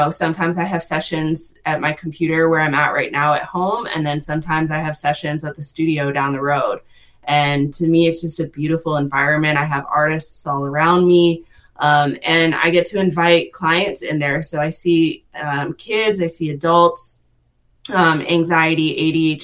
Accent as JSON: {"language": "English", "region": "Massachusetts", "country": "United States", "moved": "as an adult", "lives_now": "Western North Carolina, United States", "said": "I actually moved here to Western North Carolina about 6 years ago from Massachusetts. So I'm originally from the Northeast."}